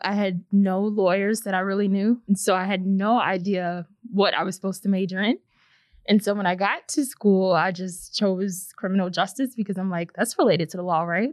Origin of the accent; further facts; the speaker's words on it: St. Louis, Missouri, United States; I was born and raised in St. Louis, Missouri. Grew up here my whole life.